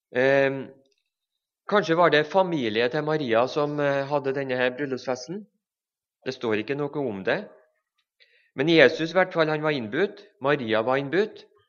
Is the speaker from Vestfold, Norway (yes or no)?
no; Levanger, Trøndelag, Norway; Begge så kommer vi fra Levanger i Trøndelag